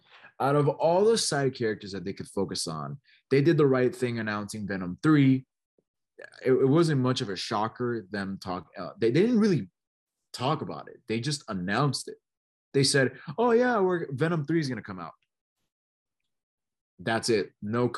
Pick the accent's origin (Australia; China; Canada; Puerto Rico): Puerto Rico; San Juan; born there; I am a proud Puerto Rican, right? I am, you know, I'm from San Juan. You know, I'm born, not raised, but I do have a lot of Puerto Rican Hispanic heritage.